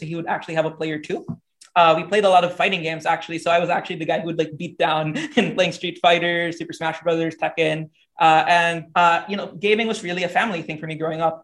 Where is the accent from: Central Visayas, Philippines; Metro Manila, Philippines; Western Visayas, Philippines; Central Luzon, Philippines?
Western Visayas, Philippines; Iloilo City; moved away as an adult; also born or lived in Seattle, Washington; started my career as a tournament organizer for my hometown here in Iloilo